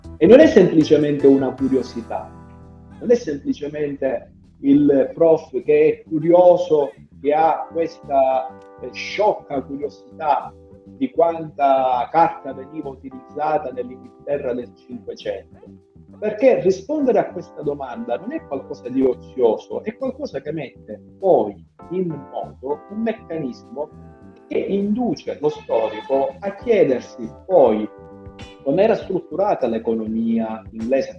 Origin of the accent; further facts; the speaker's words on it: Sicily, Italy; io da siciliano